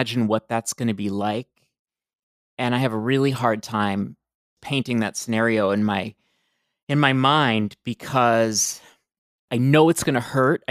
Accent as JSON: {"language": "English", "town": "Baltimore", "region": "Maryland", "country": "United States", "tie": "born or raised there", "said": "I grew up in Baltimore too, in a very different Baltimore"}